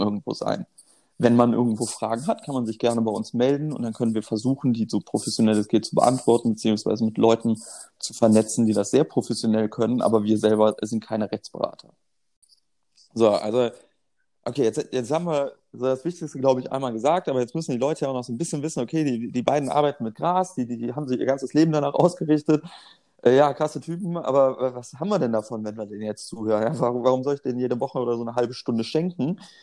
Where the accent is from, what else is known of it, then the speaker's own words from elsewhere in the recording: Germany; ich bin in der Nähe der holländischen Grenze aufgewachsen